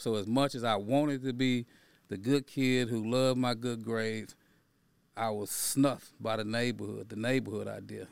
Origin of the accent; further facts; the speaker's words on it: Dallas, Texas, United States; I grew up in Fraser Courthousing Project.